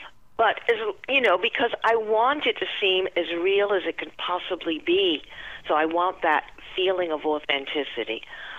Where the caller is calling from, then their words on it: Long Island, New York, United States; I'm calling from Long Island, New York